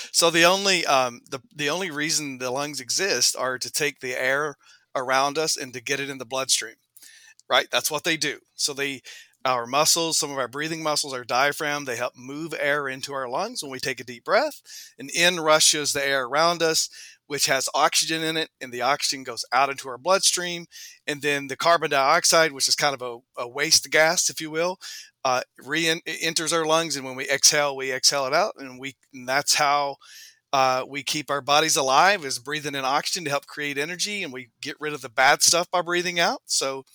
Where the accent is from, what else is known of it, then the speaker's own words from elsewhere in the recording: Southeast Kentucky, United States; accent: Southern; moved away as an adult; also born or lived in Durham, North Carolina; now in Chicago, United States; I was born and raised in Southeast Kentucky, which is an area that we call Central Appalachia.